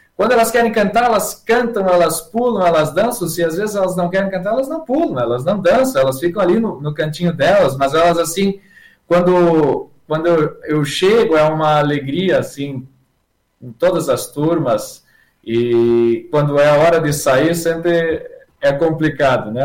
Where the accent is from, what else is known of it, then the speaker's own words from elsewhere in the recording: Santa Rosa, Rio Grande do Sul, Brazil; moved away as an adult; now in Joaçaba, Brazil; Eu sou natural da cidade de Santa Rosa, no Rio Grande do Sul